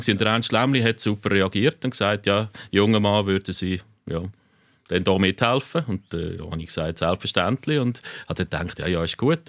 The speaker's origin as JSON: {"language": "German", "town": "Aarau", "region": "Aargau", "country": "Switzerland", "said": "mein Vater ist dann von Chur hat dann eine Frau kennengelernt aus der Region Aarau, das ist meine Mutter und so bin ich dann in Aarau"}